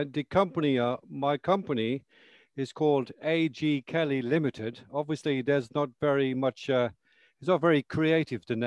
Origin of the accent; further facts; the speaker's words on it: Ireland; moved away as an adult; also born or lived in London, United Kingdom; now in High Wycombe, United Kingdom; I'm originally from Ireland, but I was born in London. And I went to live in Ireland when I was 2 years of age.